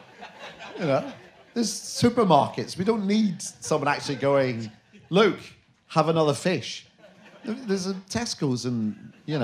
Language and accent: English; Glasgow, Scotland, United Kingdom; I'm from Glasgow